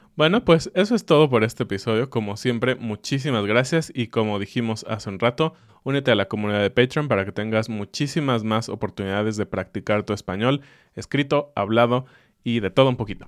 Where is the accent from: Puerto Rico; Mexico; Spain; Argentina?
Mexico; Yo lo veo como mexicano